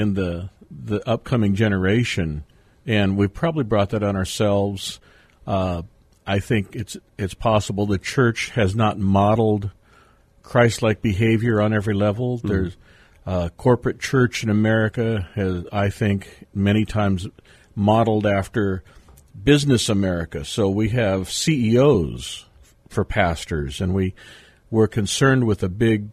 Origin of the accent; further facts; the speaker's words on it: San Diego, California, United States; moved away; I am a third-generation San Diego native